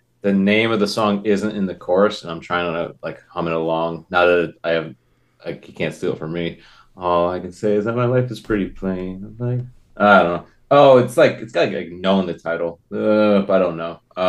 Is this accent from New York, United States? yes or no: no; Connecticut, United States; I'm from Connecticut.